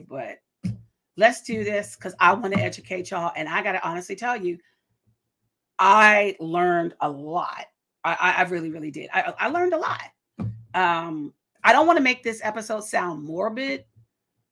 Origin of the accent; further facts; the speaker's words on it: Washington, District of Columbia, United States; also born or lived in Prince George's County, Maryland / Charles County, Maryland; I'm a native Washingtonian. I was born in Washington, D.C. I lived out in Prince George's County and Charles County, but I'm a native Washingtonian